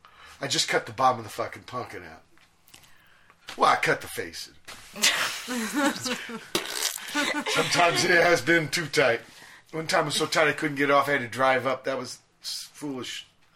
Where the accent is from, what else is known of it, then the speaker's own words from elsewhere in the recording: Virginia, United States; You know, I came from Virginia.